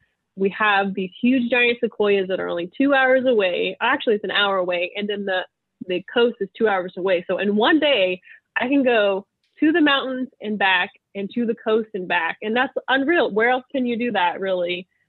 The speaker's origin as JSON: {"language": "English", "region": "California", "country": "United States", "said": "I'm from California."}